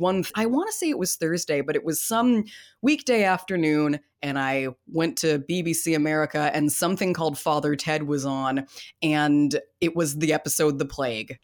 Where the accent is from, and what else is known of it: United States